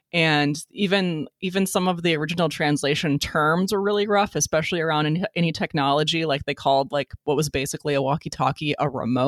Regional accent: United States; I say that as an American

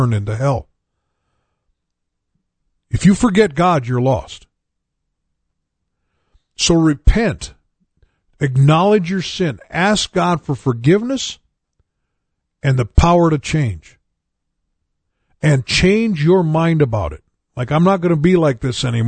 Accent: United States; I grew up in America

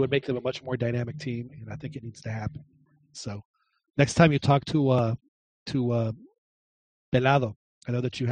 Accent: Acapulco, Guerrero, Mexico; I grew up swimming in Acapulco.

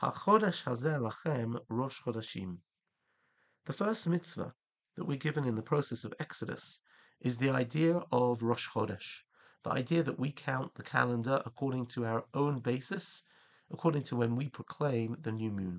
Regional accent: England, United Kingdom; now in Israel; As a child growing up in England

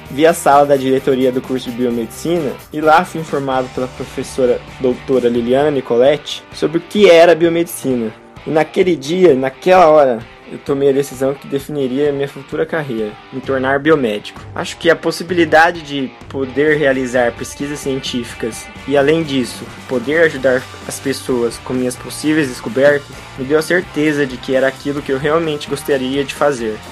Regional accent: Presidente Prudente, São Paulo, Brazil; accent: interior; moved away as an adult; now in Chester, United Kingdom; Sou da cidade de Presidente Prudente, interior de São Paulo

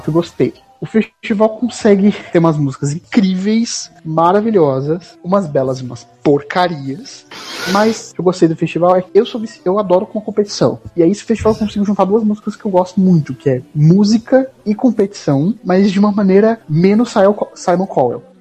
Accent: Assis, São Paulo, Brazil; Assis, que é no interior do interior de São Paulo

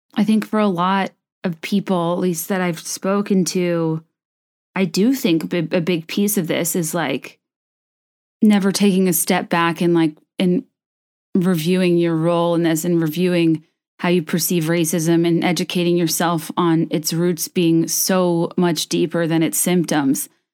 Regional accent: the South, United States; I grew up in the South

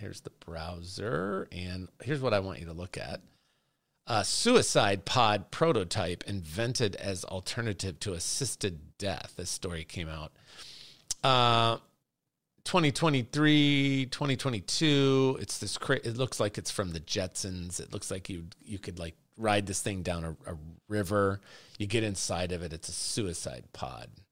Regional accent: Chicago, Illinois, United States; I'm from Chicago

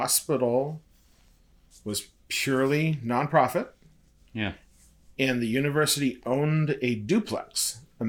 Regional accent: north of Boston, Massachusetts, United States; accent: Boston; now in Omaha, United States; north of Boston

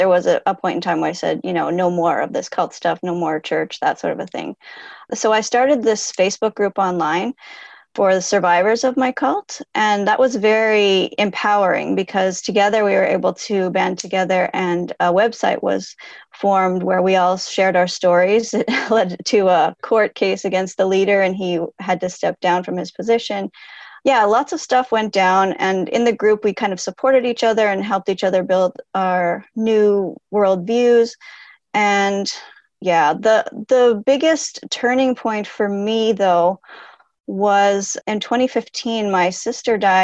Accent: Canada; also born or lived in United States; I'm from Canada

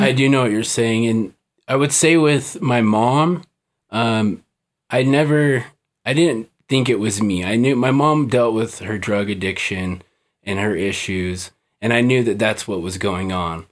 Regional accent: Salt Lake City, Utah, United States; I was born here in Salt Lake

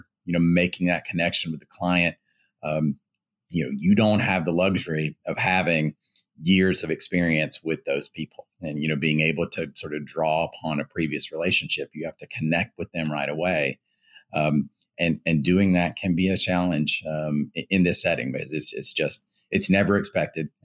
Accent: Louisiana, United States; moved away as an adult; also born or lived in Boston; I'm originally from Louisiana

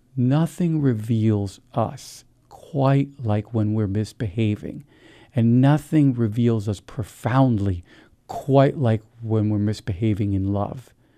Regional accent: New Jersey, United States; I grew up in New Jersey

